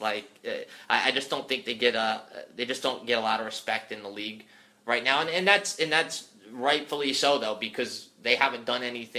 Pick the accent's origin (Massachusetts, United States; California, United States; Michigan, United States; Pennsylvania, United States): Pennsylvania, United States; moved away as an adult; I was from Pennsylvania, so I didn't know any better.